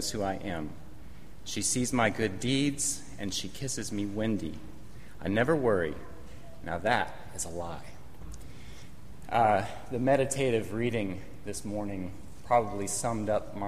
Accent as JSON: {"language": "English", "town": "Los Angeles", "region": "California", "country": "United States", "tie": "born or raised there", "moved": "yes", "said": "Growing up in Los Angeles"}